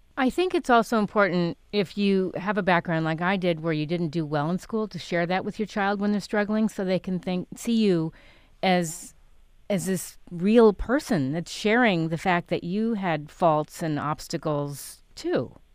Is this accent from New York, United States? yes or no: yes; New York City, New York, United States; also born or lived in Connecticut / Stamford; I grew up in New York City. I was born in Connecticut